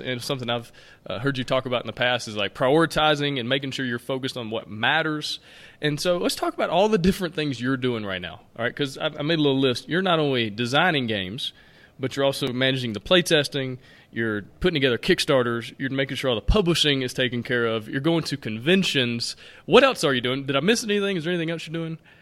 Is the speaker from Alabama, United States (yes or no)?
yes; Alabama, United States; I'm from Alabama.